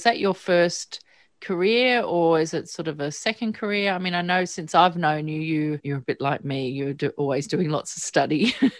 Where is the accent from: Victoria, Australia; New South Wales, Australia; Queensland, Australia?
New South Wales, Australia; Sydney; even though we're both from Sydney